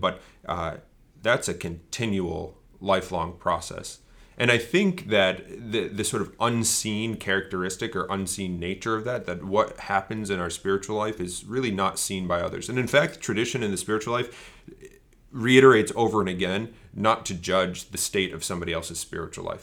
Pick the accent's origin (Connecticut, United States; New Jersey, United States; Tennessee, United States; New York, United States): Connecticut, United States; Bristol; I grew up in Bristol, Connecticut, which is the home of E S P N